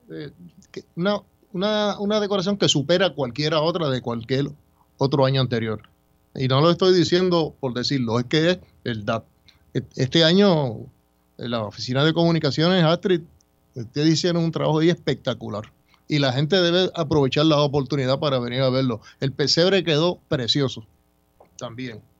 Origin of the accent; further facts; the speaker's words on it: San Lorenzo, Puerto Rico; Somos de San Lorenzo.